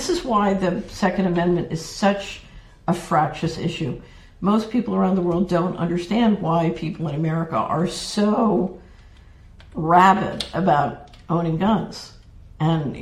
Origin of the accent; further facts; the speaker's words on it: Philadelphia, Pennsylvania, United States; I grew up in Philadelphia